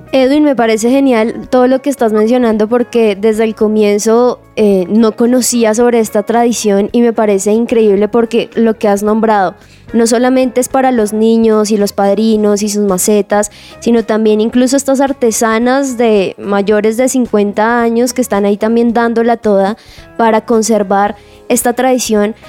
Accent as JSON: {"language": "Spanish", "region": "Boyacá", "country": "Colombia", "said": "yo que soy de Boyacá"}